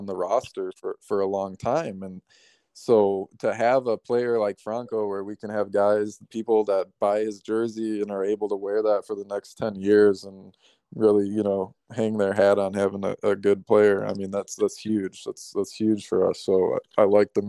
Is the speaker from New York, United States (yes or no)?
no; Chicago, Illinois, United States; now in Tampa, United States; I grew up in Chicago my whole life.